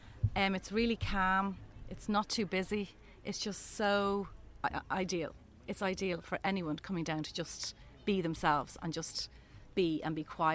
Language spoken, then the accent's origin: English; Greystones, County Wicklow, Ireland; now in Kilcoole, Ireland; I'm from Greystones, but I live in Kilcool.